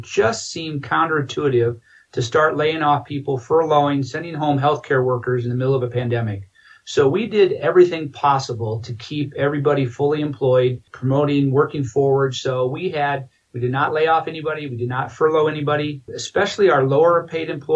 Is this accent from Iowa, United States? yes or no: yes; Iowa, United States; moved away as an adult; now in Grand Junction, United States; It was great growing up in Iowa